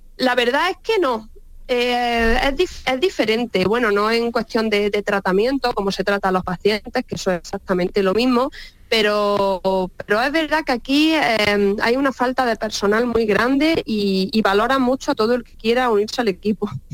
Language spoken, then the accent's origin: Spanish; Baza, Andalusia, Spain; moved away as an adult; now in London, United Kingdom; las migas de mi tierra